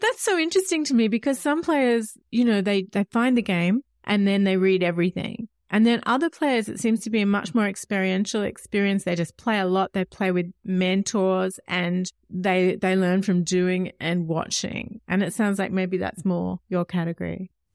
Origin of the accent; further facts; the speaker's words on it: Australia; I'm Australian